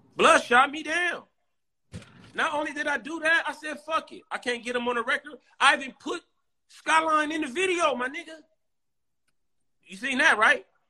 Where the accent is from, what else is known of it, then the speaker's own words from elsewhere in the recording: San Diego, California, United States; I'm from Lincoln Park